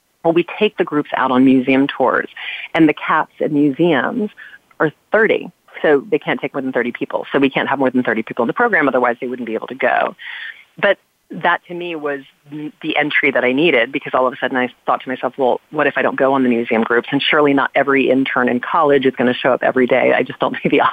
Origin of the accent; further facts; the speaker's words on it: Louisiana, United States; We grew up in Louisiana